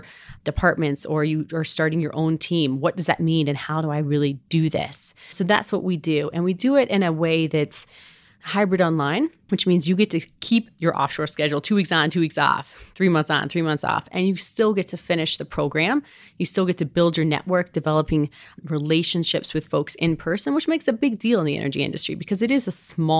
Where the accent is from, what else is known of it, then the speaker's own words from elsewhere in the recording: Savannah, Georgia, United States; accent: southern; also born or lived in Colorado; So believe it or not, I'm actually originally from Savannah, Georgia.